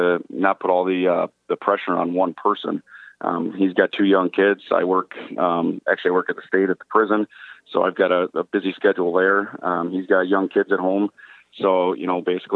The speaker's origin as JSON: {"language": "English", "town": "West Salem", "region": "Wisconsin", "country": "United States", "tie": "born or raised there", "also_born_or_lived": "Fond du Lac, Wisconsin", "moved": "as an adult", "lives_now": "Waupun, United States", "said": "I actually grew up over by La Crosse. Actually, I grew up in West Salem."}